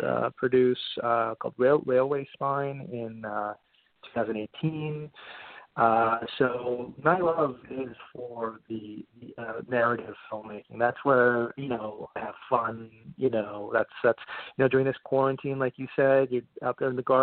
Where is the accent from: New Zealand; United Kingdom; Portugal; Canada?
Canada; Montreal, Quebec; moved away as an adult; now in New York, United States; I'm originally from Montreal, Canada, and I went to film school there in Concordia University